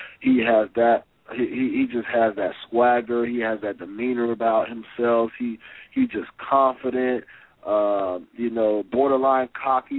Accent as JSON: {"language": "English", "region": "California", "country": "United States", "tie": "born or raised there", "moved": "yes", "lives_now": "Portland, United States", "said": "I'm from California, born and raised"}